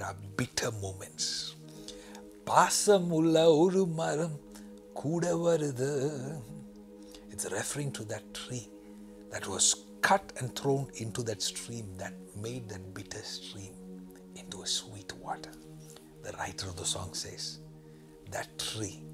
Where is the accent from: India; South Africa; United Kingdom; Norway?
India; the state I am from in India